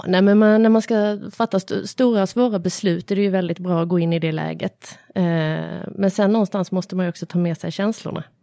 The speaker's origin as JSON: {"language": "Swedish", "town": "Malmö", "region": "Skåne", "country": "Sweden", "tie": "born or raised there", "said": "spelade jag teater när jag var liten, eh, Studieteatern i Malmö"}